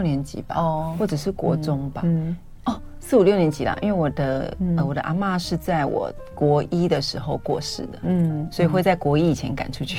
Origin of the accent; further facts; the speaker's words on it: Taipei, Taiwan; 当然用客家话了啊，我是客家人。